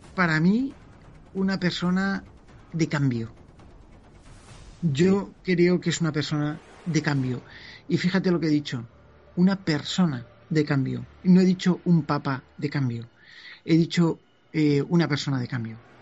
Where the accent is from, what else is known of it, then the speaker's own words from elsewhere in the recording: San Vicente del Raspeig, Valencian Community, Spain; mi pueblo, que era San Vicente del Raspet